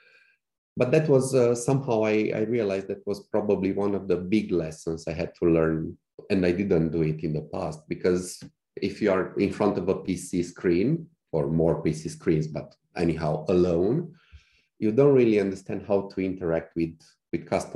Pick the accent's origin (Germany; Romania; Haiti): Romania; Cluj-Napoca, Cluj County; in Cluj, in my hometown by then